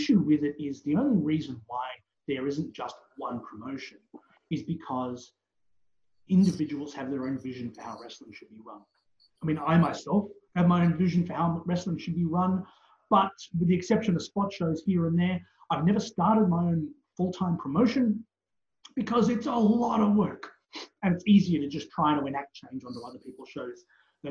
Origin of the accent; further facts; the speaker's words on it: Australia; As an Australian wrestling legend